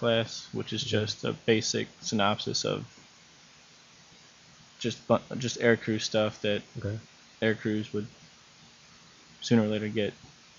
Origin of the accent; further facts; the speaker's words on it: Chicago, Illinois, United States; also born or lived in Elmwood Park / River Grove; I was born here in Chicago, lived in the suburbs of Chicago, and then we moved to Elmwood Park. My parents are from Italy. They're born and raised there, and they moved out here.